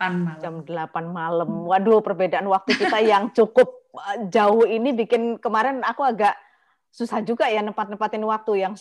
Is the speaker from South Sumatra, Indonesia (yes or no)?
no; Surabaya, East Java, Indonesia; aku lahir dan besar di Surabaya, membesarkan anak di sini sampai dia segede itu